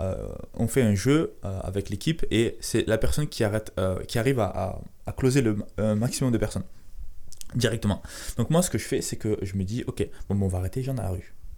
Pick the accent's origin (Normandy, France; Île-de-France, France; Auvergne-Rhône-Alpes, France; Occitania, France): Occitania, France; Carcassonne; je viens de Carcassonne